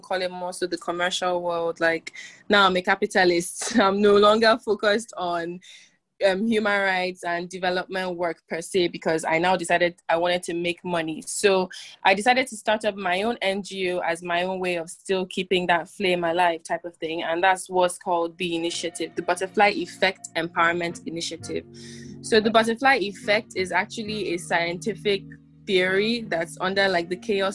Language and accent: English; Port Harcourt, Rivers State, Nigeria; I'm a young woman in my mid-20s from Port Harcourt, River State, Nigeria. So I'm from the South